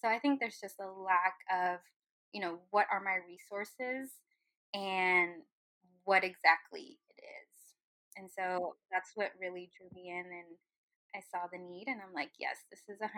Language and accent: English; Irving, Texas, United States; So I was raised in Irving for part of my life.